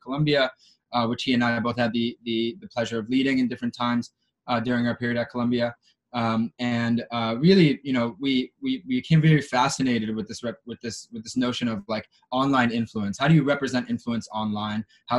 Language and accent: English; Israel; I'm Israeli American. I had the opportunity to serve in the Israeli army in the military intelligence.